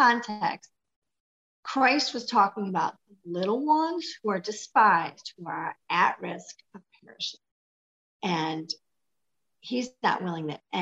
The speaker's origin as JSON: {"language": "English", "region": "Michigan", "country": "United States", "said": "I'm from Michigan"}